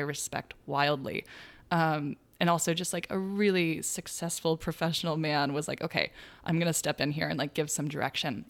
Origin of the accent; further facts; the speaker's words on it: Chico, California, United States; now in Brooklyn, New York, United States; in Chico, my hometown